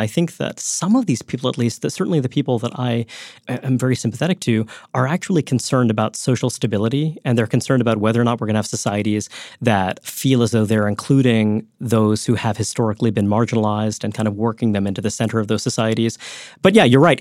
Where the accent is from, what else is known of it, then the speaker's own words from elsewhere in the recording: New York, United States; I grew up in Brooklyn, New York